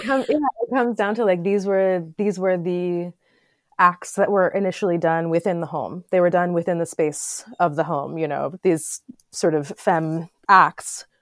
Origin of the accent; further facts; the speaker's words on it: Florida, United States; also born or lived in Los Angeles / New York (upstate); now in Upstate New York, United States; I grew up in Florida. I lived in Los Angeles for ten years.